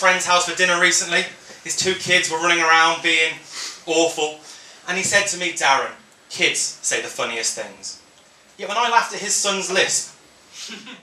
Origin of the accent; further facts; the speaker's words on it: Coventry, West Midlands, United Kingdom; I'm from Coventry